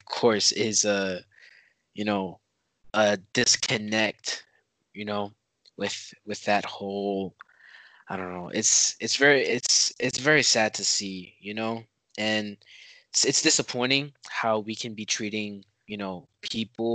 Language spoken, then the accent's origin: English; United States; I'm American.